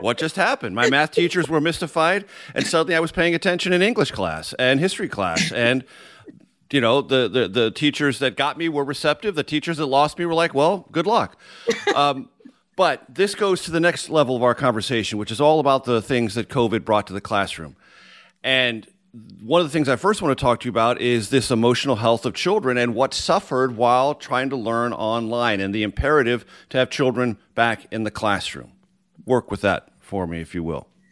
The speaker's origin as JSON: {"language": "English", "town": "San Diego", "region": "California", "country": "United States", "tie": "born or raised there", "said": "my public education in San Diego, California"}